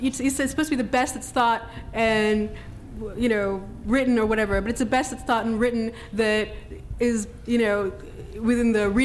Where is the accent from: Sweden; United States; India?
India; I'm an Indian and I'm a Shia